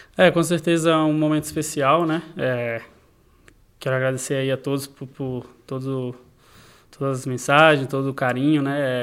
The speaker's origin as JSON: {"language": "Portuguese", "country": "Brazil", "tie": "born or raised there", "said": "no Brasil, no, no país onde eu nasci"}